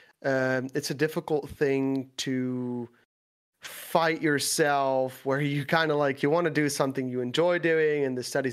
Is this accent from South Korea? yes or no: no; Netherlands; English is a second language; I live in the Netherlands. I am from the Netherlands.